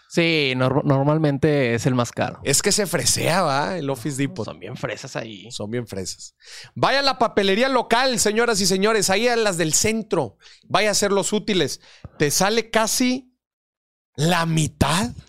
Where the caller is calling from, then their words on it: Puebla, Mexico; desde, Puebla Morir.